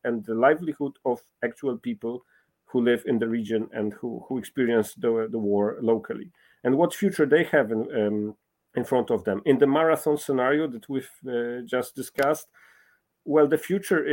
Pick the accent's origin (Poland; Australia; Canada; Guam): Poland; I'm coming from Poland, a country that has been for centuries, contested